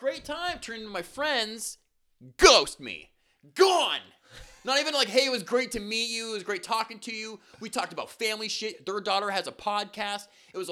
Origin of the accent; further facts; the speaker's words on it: Canada; as a Canadian